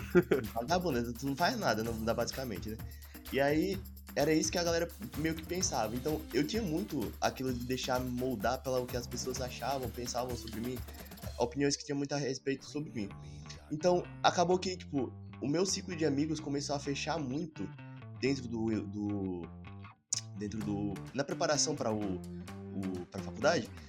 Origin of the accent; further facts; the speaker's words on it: Alagoas, Brazil; moved away as an adult; now in Tocantins, Brazil; moro no Tocantins, faço faculdade aqui no Tocantins, mas sou de Alagoas, vim pra cá só pra fazer faculdade